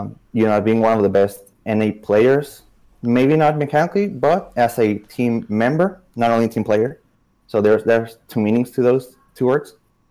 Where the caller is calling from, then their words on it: Tijuana, Baja California, Mexico; I'm calling from Tijuana, Mexico